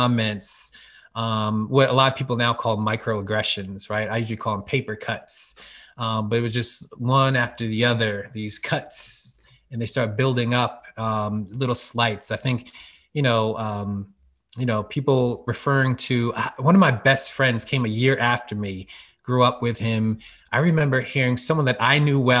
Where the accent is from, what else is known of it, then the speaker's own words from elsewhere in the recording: Norristown, Pennsylvania, United States; also born or lived in Philadelphia suburbs; Growing up in the Philly area in Norristown, Pennsylvania, racially diverse community